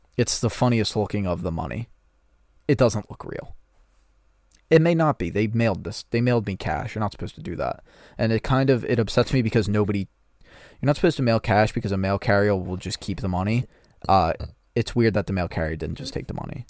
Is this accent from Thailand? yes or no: no; United States; I'm an American